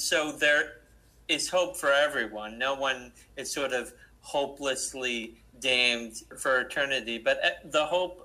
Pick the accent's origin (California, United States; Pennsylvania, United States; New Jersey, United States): New Jersey, United States; I'm from New Jersey